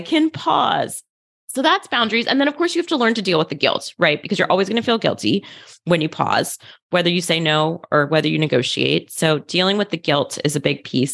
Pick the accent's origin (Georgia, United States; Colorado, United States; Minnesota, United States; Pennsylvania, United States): Pennsylvania, United States; outside of Philadelphia; I grew up in outside of Philadelphia in a pretty white suburb